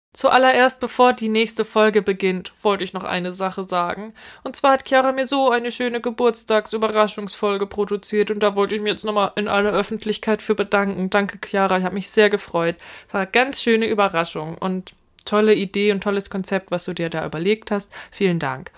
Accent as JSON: {"language": "German", "region": "Northern Germany", "country": "Germany", "said": "bei uns in Norddeutschland"}